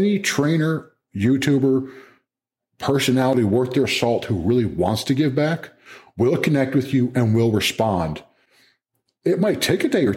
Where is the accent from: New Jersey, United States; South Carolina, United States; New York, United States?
New Jersey, United States; moved away as an adult; also born or lived in California / Louisiana / Maryland; now in Chapel Hill, United States; I'm a Jersey guy originally, man. I'm a Northeast guy. I mean, born in California, raised in Jersey